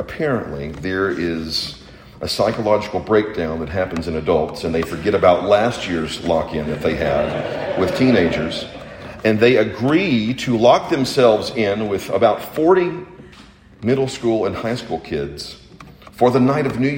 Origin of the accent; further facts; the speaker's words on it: Chattanooga, Tennessee, United States; I grew up in Chattanooga